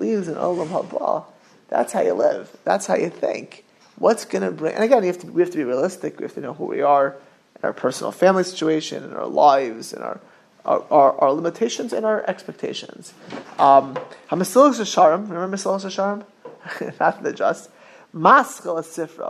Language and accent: English; Miami Beach, Florida, United States; I grew up not far in Miami Beach from super wealthy people